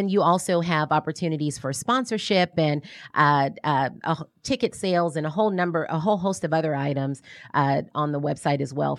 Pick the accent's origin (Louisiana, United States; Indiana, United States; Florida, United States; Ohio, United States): Louisiana, United States; New Orleans; now in Atlanta, United States; Long story short, New Orleans.